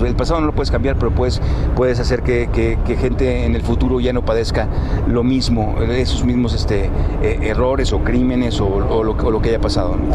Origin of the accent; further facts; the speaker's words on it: northern Mexico, Mexico; Yo soy norteño